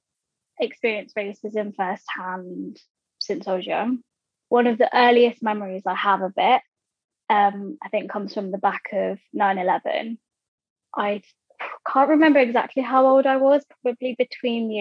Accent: Croydon, London, United Kingdom; I'm from Croydon, which is, technically it's got a Surrey, it's in Surrey, but it's got a, it's a London borough

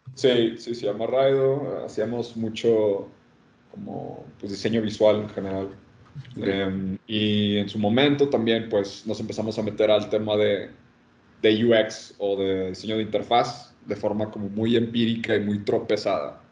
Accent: Monterrey, Nuevo León, Mexico; Soy de Monterrey.

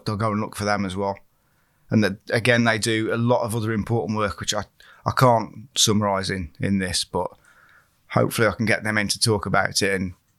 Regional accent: West Midlands, United Kingdom; originally, I'm from Staffordshire, not Shropshire, so I didn't know what was around here.

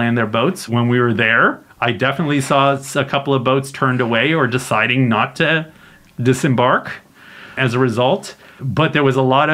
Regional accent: Canada; as a Canadian

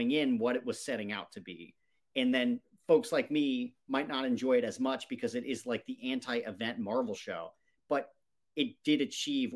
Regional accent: Cincinnati, Ohio, United States; I grew up in Cincinnati

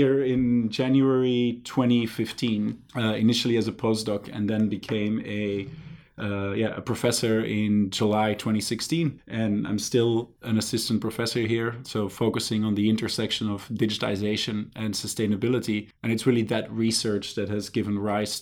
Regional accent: Belgium; moved away as an adult; now in Singapore; originally I'm from Belgium

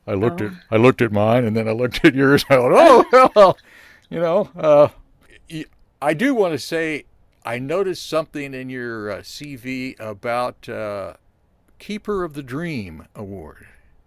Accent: Columbia, Missouri, United States; And I grew up on South Garth.

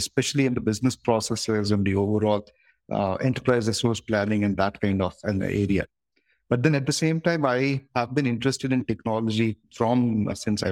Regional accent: Udaipur, Rajasthan, India; moved away as an adult; also born or lived in Bangalore / Mumbai; my hometown, that's in Udaipur in Rajasthan

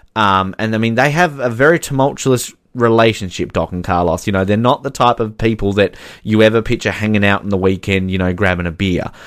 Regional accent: Australia; as an Australian

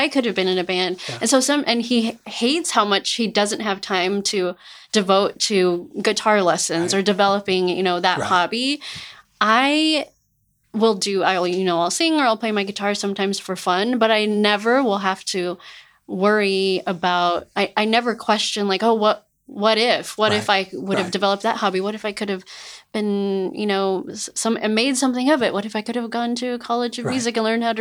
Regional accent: Albuquerque, New Mexico, United States; moved away as an adult; also born or lived in California; being born and raised in Albuquerque, New Mexico

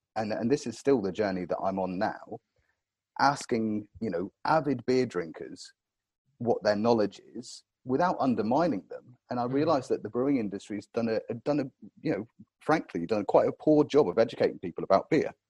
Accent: Cornwall, South West England, United Kingdom; growing up in Cornwall, I was blessed down here

